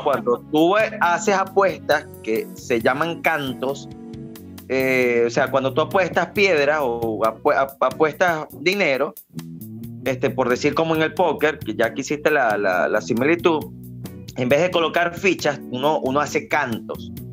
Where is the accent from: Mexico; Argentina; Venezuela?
Venezuela; como venezolanos que somos